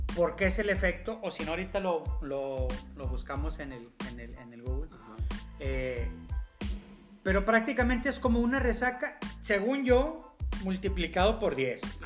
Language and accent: Spanish; Monterrey, Nuevo León, Mexico; nosotros como, regios